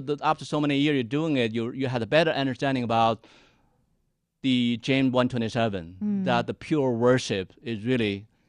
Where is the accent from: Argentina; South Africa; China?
China; moved away as an adult; now in United States